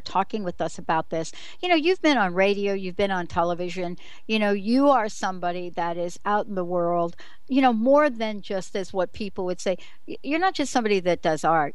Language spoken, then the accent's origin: English; New York City, New York, United States; accent: New York; moved away; I'm a girl from New York City.